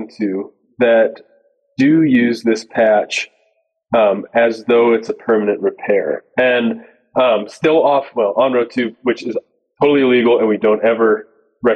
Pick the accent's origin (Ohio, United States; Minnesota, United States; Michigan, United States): Ohio, United States; moved away as an adult; now in Montana, United States; I grew up in Ohio, and that's where GlueTread is based. I split my time now between Ohio and Montana